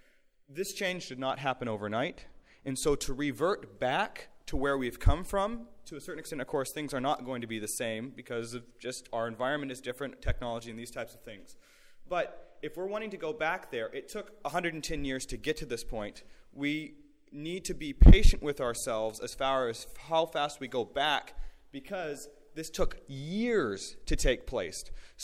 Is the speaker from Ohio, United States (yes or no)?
no; Oklahoma, United States; So just to get an idea, we're from Oklahoma, of course